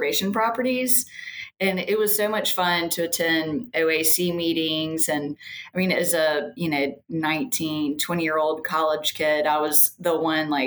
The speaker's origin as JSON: {"language": "English", "town": "Birmingham", "region": "Alabama", "country": "United States", "tie": "born or raised there", "also_born_or_lived": "Richmond, Virginia", "said": "I grew up in Birmingham, have just been a lifelong cheerleader of the city"}